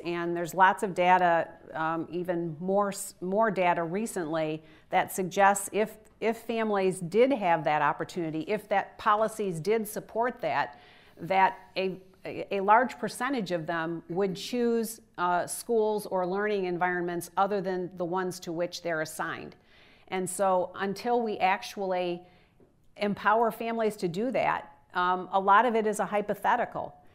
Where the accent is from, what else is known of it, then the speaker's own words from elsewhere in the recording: Michigan, United States; it's in Michigan, my home state